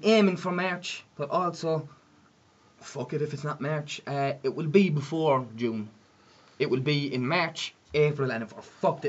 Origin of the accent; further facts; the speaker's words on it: Dublin, Leinster, Ireland; accent: Dublin; I think I'm not going to get into my Dublin accent. I'm going to leave that at the door.